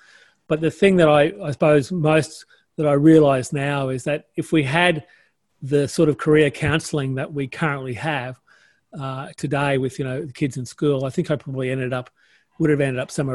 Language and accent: English; Townsville, Queensland, Australia; I was born in Townsville